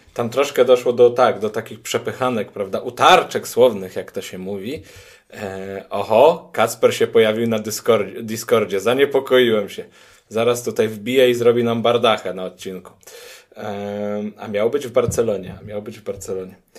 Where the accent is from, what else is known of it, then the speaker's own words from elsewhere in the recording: a small village in the Lublin region, Lublin Voivodeship, Poland; Ja jestem z małej wsi na Lubelszczyźnie.